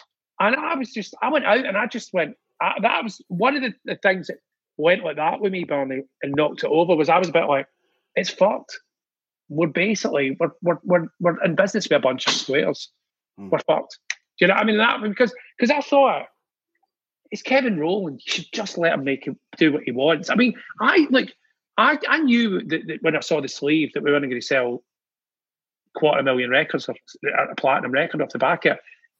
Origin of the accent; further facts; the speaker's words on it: Scotland, United Kingdom; Being Scottish, I didn't like it.